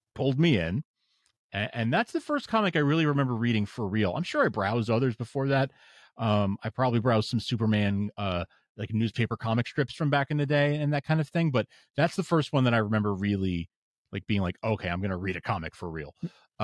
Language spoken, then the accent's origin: English; New York, United States; moved away as an adult; now in Boston, United States; I moved uh from from New York where I'd been living my whole life and where I grew up I moved up to to Boston